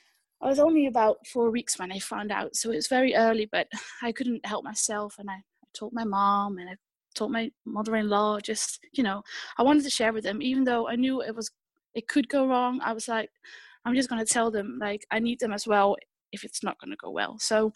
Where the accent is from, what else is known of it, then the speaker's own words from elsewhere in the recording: Netherlands; English is a second language; moved away; also born or lived in United Kingdom; I've lived in the UK for a few years, so that's probably where I picked up my accent.